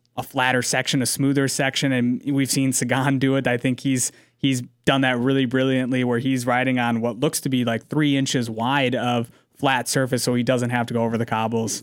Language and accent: English; United States